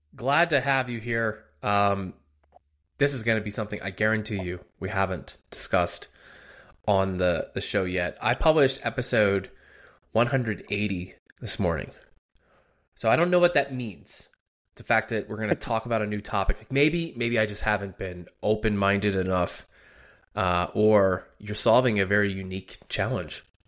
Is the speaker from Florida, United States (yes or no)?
no; outside of Philadelphia, Pennsylvania, United States; also born or lived in Harrisburg, Pennsylvania; I was born and raised outside of Philly, put down some time in Harrisburg